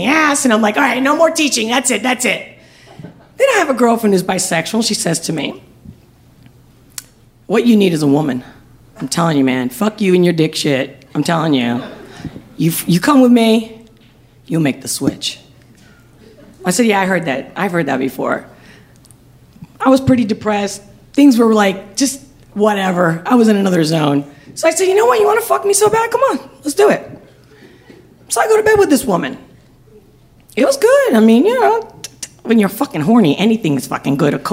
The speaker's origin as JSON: {"language": "English", "country": "Spain", "moved": "yes", "said": "I'm from Spain"}